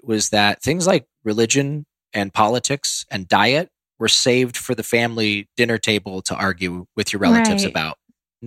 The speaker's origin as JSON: {"language": "English", "region": "Ohio", "country": "United States", "tie": "born or raised there", "moved": "yes", "said": "I grew up in Ohio where corn and soybeans are grown."}